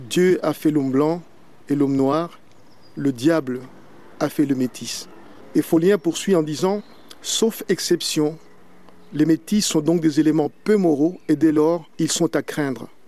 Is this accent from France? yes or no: no; Belgium; Euh, je suis belge euh, d'origine congolaise. Je vis en Belgique depuis 1979.